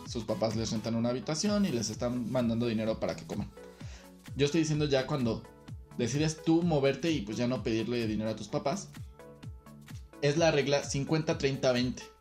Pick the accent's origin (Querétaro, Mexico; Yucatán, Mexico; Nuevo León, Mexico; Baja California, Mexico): Querétaro, Mexico; moved away as an adult; now in Mexico City, Mexico; Yo nací, crecí, estudié aquí en la Ciudad de Querétaro